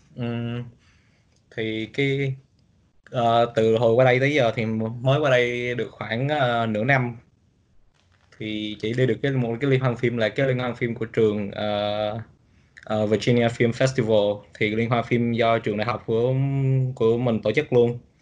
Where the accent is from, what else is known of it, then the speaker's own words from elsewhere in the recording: Lâm Đồng, Vietnam; moved away as an adult; now in United States; quê mình ở Lâm Đồng